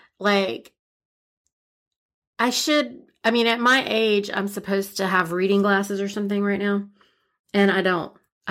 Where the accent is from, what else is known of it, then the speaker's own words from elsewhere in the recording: India; plus I'm Indian, right?